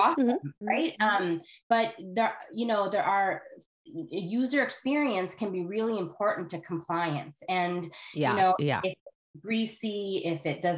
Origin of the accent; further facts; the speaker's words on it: Canada; also born or lived in United States; I live in Canada now